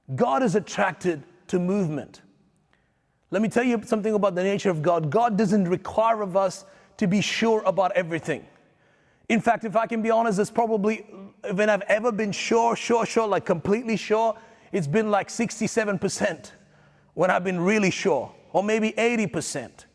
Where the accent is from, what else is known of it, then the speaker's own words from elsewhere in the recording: India; now in Australia; I'm a pastor, I'm an Indian